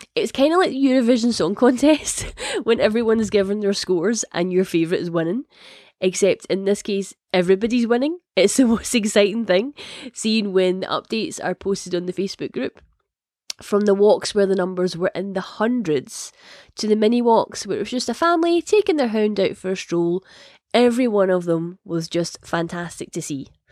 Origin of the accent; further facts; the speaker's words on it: Scotland, United Kingdom; if it isn't obvious from the accent, I am Scottish.